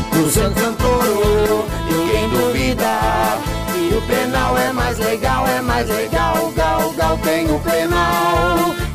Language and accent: Portuguese; Montes Claros, Minas Gerais, Brazil; also born or lived in São José do Rio Preto / São Paulo / Curitiba; now in Brasília, Brazil; Ela começa em Minas Gerais, Montes Claros, minha cidade natal.